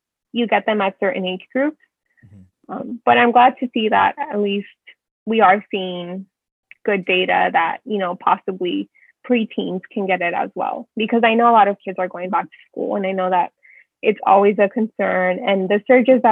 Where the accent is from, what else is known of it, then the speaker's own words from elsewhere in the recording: San Diego, California, United States; accent: Californian; I've lived here in San Diego my whole life